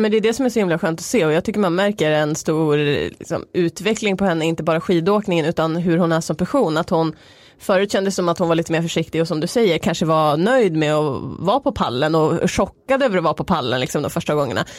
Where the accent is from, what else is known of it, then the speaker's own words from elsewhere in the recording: Norrland, Sweden; Jag är från Norrland, där äter man mycket surströmming